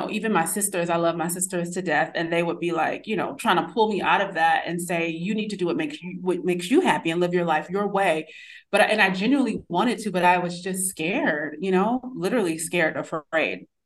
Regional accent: New York City, New York, United States; born there; Even though I was born in New York City, I kind of came back and was just like, I was very reserved.

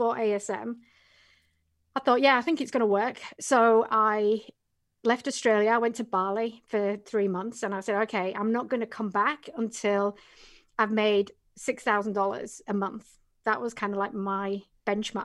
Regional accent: England, United Kingdom; moved away; originally from England

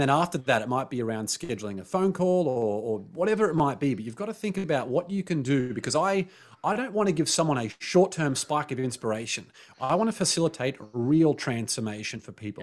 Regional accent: Australia; growing up in Australia

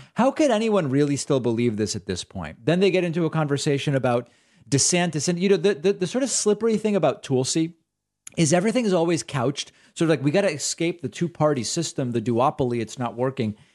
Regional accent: Argentina; I'm Jewish. I'm from Argentina.

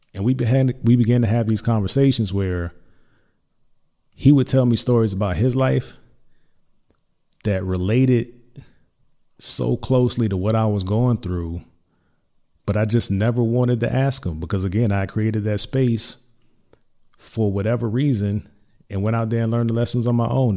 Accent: Hampton, Virginia, United States; I'm from Hampton Roads, Hampton, Virginia specifically

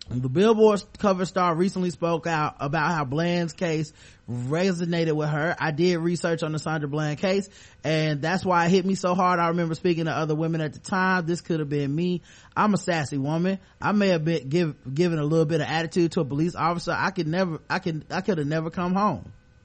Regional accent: United States; I'm American, I'm a black, and I'm a woman.

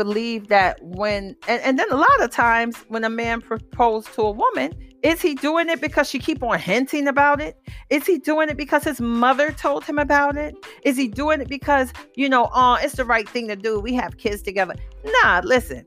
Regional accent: New York City, New York, United States; I'm from the Bronx

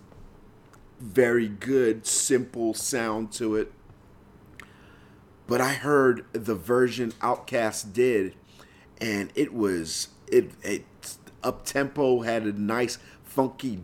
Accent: Lagos, Nigeria; moved away; I grew up in Nigeria

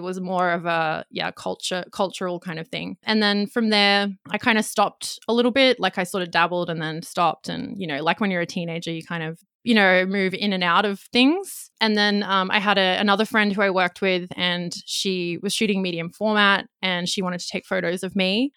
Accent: Australia; accent: Australian; also born or lived in Gold Coast, Queensland; I'm in Australia, if you can tell by my accent

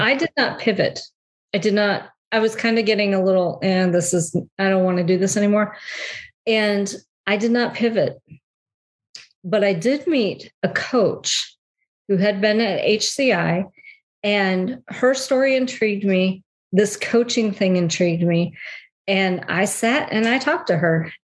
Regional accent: Detroit, Michigan, United States; moved away as an adult; also born or lived in South Carolina; I am originally from uh, the Metro Detroit area

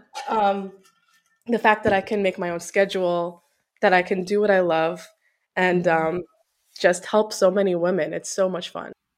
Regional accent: Long Island, New York, United States; moved away as an adult; also born or lived in New Jersey; now in Florida, United States; we grew up in Long Island

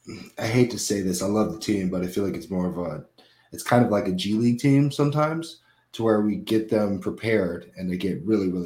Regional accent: Florida, United States; born or raised there

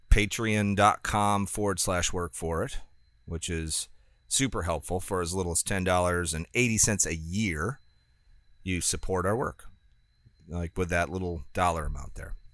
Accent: United States; it's not just because I'm an American industrialist now

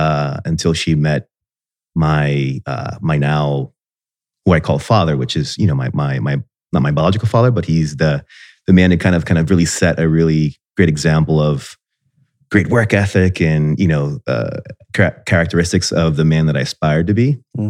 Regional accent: Miami Beach, Florida, United States; born there; So I was born in Miami Beach, Florida, I guess before it was cool, right?

